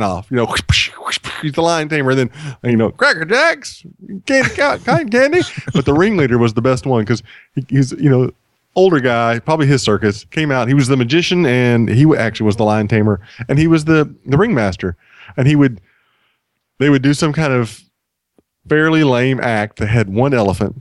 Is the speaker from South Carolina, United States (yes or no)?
no; Sweeny, Texas, United States; My hometown, if you don't know it, is Sweeney, Texas